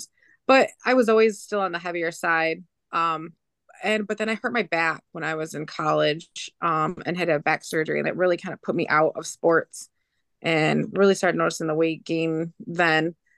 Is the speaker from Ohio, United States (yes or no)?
no; Michigan, United States; now in Lansing, United States; I'm originally from over by between Flint and Saginaw, Michigan. But I live now south of Lansing for work.